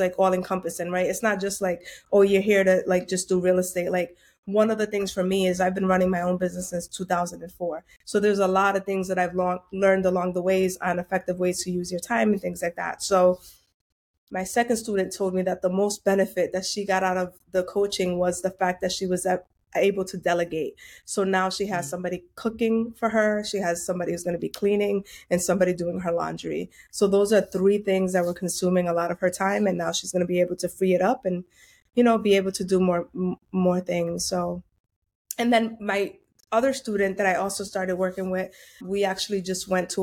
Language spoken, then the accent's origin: English; Providence, Rhode Island, United States; I'm born and raised in Providence, Rhode Island. My parents are Dominican